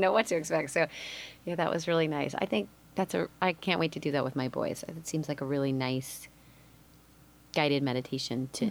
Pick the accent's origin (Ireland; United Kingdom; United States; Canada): United States; Midwest; I grew up in the Midwest